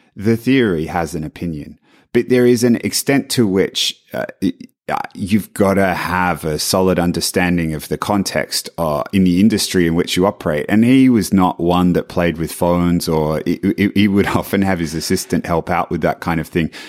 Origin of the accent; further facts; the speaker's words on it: Australia; moved away; being Australian